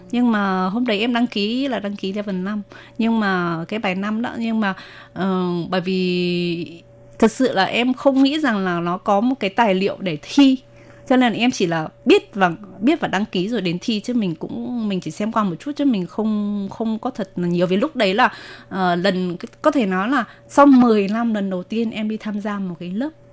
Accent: Ha Long, Quang Ninh, Vietnam; first language Vietnamese; moved away as an adult; now in New Taipei, Taiwan; Em sinh ra ở Việt Nam ở thành phố Quảng Ninh, ở tỉnh Quảng Ninh và thành phố Hạ Long. Em sang Đài Loan sinh sống và làm việc được uh, à, 12 năm

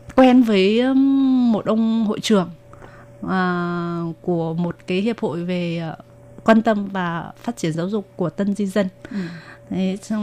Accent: Ha Long, Quang Ninh, Vietnam; first language Vietnamese; moved away as an adult; now in New Taipei, Taiwan; Em sinh ra ở Việt Nam ở thành phố Quảng Ninh, ở tỉnh Quảng Ninh và thành phố Hạ Long. Em sang Đài Loan sinh sống và làm việc được uh, à, 12 năm

